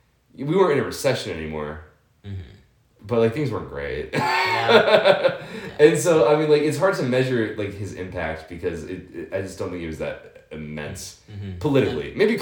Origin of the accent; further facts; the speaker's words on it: Kent, Ohio, United States; moved away; my hometown of Kent.